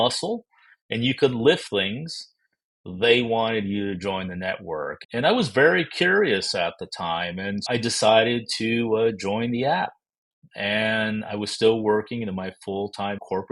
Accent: Texas, United States; also born or lived in Toledo, Ohio / Dallas, Texas; So I was born in Toledo, Ohio, moved to Texas when I was only 5 years old, and so have mostly lived here in the state of Texas

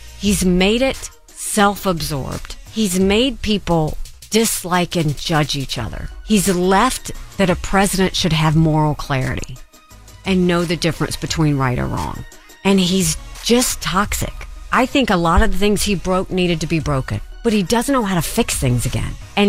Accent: Bamberg, South Carolina, United States; the unheard, unseen are people like where I grew up in Bamberg, South Carolina.

